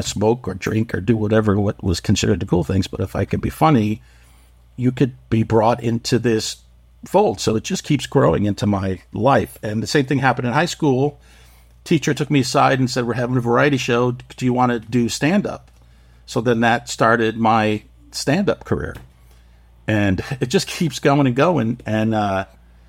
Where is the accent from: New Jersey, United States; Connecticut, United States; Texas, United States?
Connecticut, United States; Waterbury; moved away as an adult; also born or lived in New York City; in my hometown, I was in this little factory town called Waterbury, Connecticut